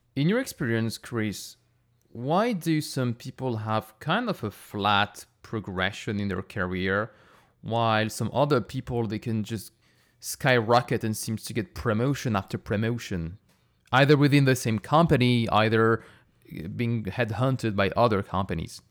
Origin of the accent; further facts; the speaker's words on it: France; moved away; I grew up in France